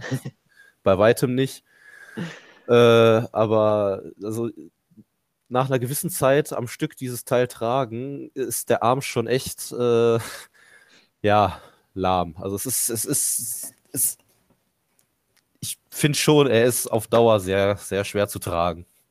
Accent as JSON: {"language": "German", "town": "Mönchengladbach", "region": "North Rhine-Westphalia", "country": "Germany", "tie": "born or raised there", "said": "Ich bin in Gladbach geboren, Gladbach aufgewachsen"}